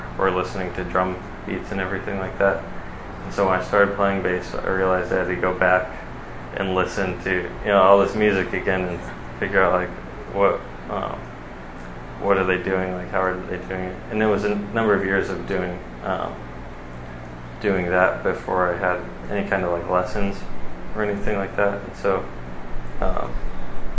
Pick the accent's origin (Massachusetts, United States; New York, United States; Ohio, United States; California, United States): California, United States; Costa Mesa; I'm from the Costa Mesa, Orange County area, kind of born and raised